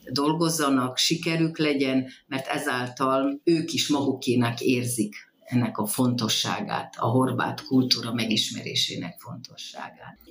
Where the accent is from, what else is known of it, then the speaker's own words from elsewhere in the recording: Croatian community, Zala, Hungary; ott születtem, ahol. Tehát horvátnak lenni ez nehéz kimondani, de, de ez egy külön ajándék